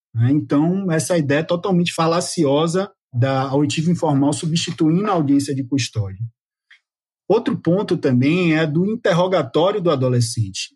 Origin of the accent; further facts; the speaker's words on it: Bahia, Brazil; nós que somos baianos